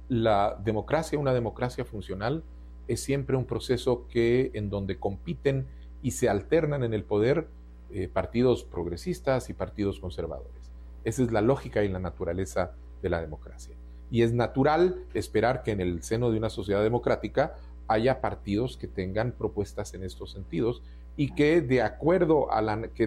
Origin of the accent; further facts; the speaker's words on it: Uruguay; born there; yo nací en el Uruguay eh, durante el exilio de mis padres